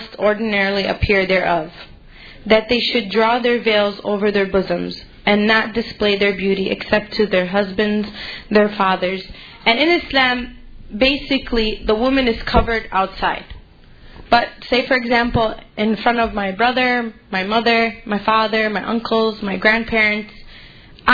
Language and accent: English; Chicago, Illinois, United States; I grew up in Chicago. I moved out to the suburbs